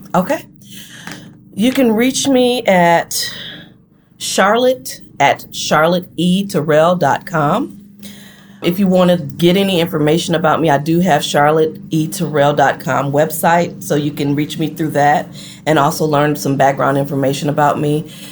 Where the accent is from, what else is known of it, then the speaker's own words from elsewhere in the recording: Flint, Michigan, United States; moved away as an adult; also born or lived in Detroit, Michigan; now in Gulfport, United States; my mom and I relocated to Detroit from Flint mm-hmm. in 1990